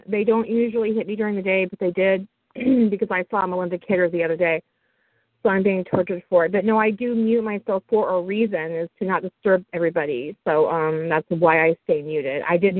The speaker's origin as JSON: {"language": "English", "region": "Southern California", "country": "United States", "said": "I'm from Southern California."}